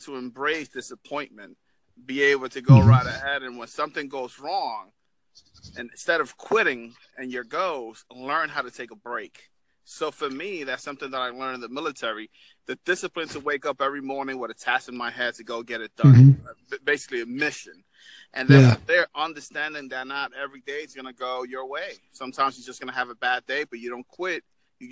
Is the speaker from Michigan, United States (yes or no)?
no; New York, United States; now in Florida, United States; I'm originally from New York, but I'm in Florida right now